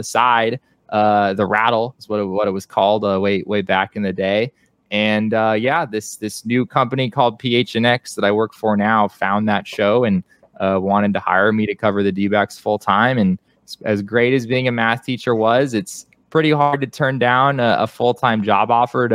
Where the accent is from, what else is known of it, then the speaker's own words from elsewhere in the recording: Arizona, United States; moved away as an adult; also born or lived in Southern California / Seattle area; I grew up in Arizona watching the Diamondbacks and everything